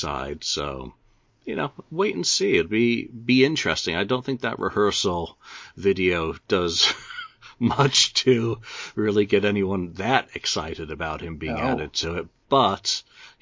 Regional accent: upstate New York, United States; moved away; also born or lived in Binghamton, New York; I spent 10 years in the 78 to 88 living in upstate New York

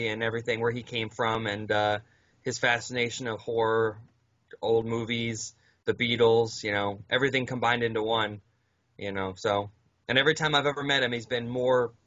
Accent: Fort Myers, Florida, United States; I'm from Florida, Fort Myers area.

